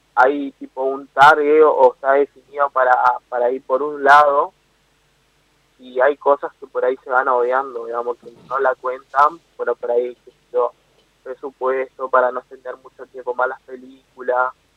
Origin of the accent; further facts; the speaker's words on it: Argentina; me toca como argentino